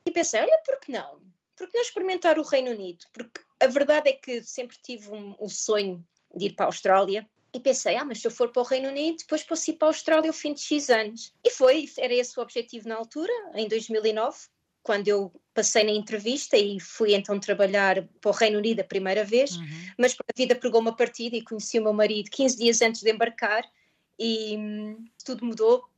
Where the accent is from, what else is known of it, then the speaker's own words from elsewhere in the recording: Portugal; moved away as an adult; now in Maidenhead, United Kingdom; eu que sou portuguesa